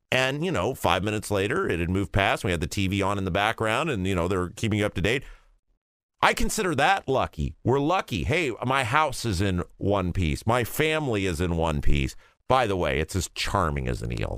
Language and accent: English; Midwest, United States; I'm from the Midwest